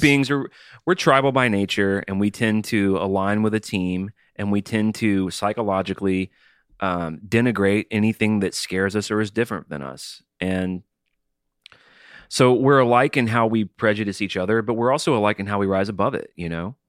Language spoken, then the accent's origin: English; Alabama, United States; I'm from Alabama